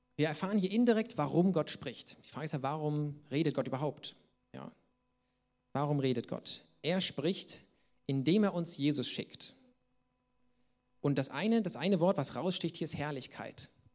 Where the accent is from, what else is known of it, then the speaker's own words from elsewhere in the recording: Saxony, Germany; wo ich herkomme, sagt man Dicksch, das ist äh, sächsisch